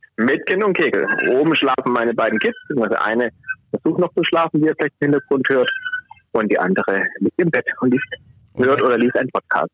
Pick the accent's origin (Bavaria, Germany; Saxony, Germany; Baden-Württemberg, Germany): Baden-Württemberg, Germany; Swabia; accent: Swabian; man kann es an meinem Dialekt hören. Ich habe eine schwäbische Herkunft